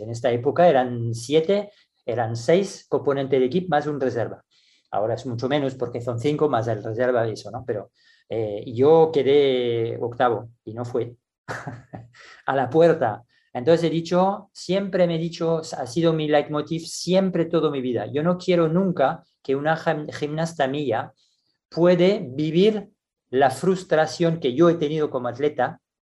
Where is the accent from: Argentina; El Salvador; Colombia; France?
France; moved away as an adult; also born or lived in Barcelona, Spain / Singapore; me dieron en mi país ah, la responsabilidad del equipo nacional junior porque trabajaba en París